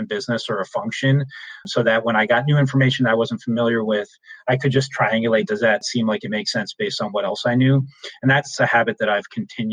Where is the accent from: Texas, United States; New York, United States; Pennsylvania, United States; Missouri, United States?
New York, United States; I'm originally from New York